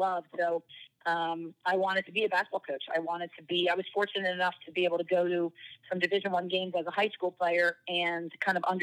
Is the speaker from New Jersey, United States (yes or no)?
yes; New Jersey, United States; I'm from South Jersey, so Philadelphia is pretty much home